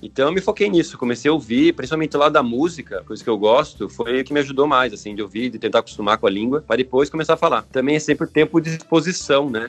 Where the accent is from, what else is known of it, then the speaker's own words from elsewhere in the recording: Curitiba, Paraná, Brazil; moved away as an adult; now in Italy; sou de Curitiba, Paraná.